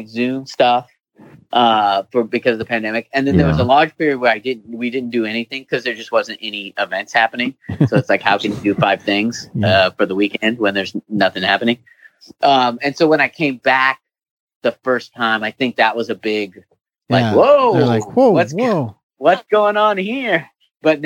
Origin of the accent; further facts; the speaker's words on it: Kingsburg, California, United States; I'm from Kingsburg